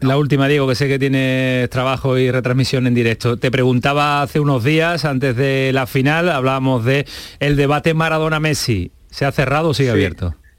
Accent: Andalusia, Spain; también aquí en España y en Andalucía

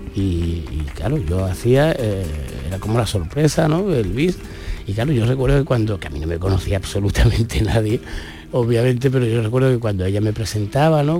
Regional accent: Málaga, Andalusia, Spain; aquí en mi tierra

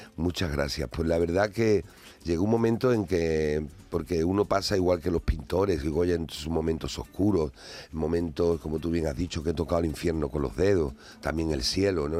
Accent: Andalusia, Spain; en mi tierra algo cambia porque nuestra tierra está muy viva

